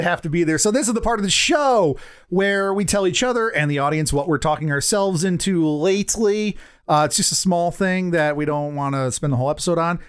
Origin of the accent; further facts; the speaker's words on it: United States; as an American